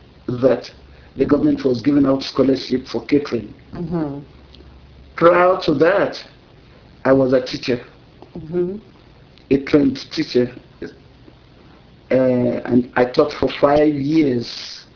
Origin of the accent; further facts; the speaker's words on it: Lagos, Nigeria; Was born in Lagos. I had all my elementary education in Lagos, Catholic school.